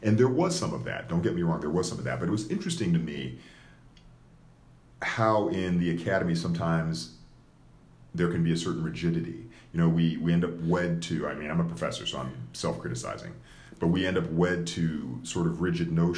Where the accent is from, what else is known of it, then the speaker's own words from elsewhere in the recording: United States; I was raised here as an American